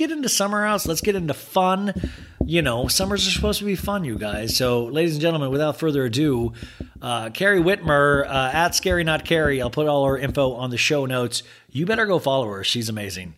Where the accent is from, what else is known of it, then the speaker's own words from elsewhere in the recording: Kansas, United States; I grew up in Kansas